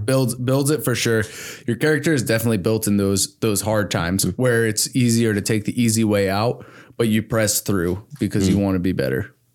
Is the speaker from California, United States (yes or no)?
no; Hamilton, Michigan, United States; also born or lived in New Jersey; I did go to high school and middle school in Hamilton.